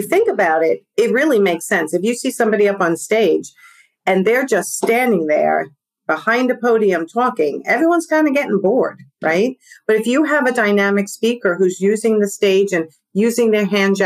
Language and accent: English; New York, United States; accent: New York; my New York accent